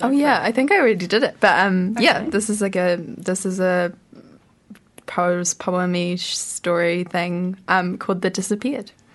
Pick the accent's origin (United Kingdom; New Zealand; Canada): New Zealand; Gisborne; now in Wellington, New Zealand; I'm from Gisborne originally